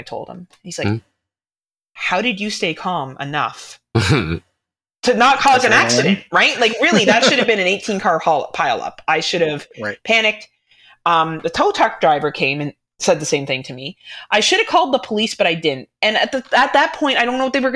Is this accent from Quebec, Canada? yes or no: no; Ontario, Canada; I'm Canadian, so automatically I know how to do all that shit just to survive my wilderness that I live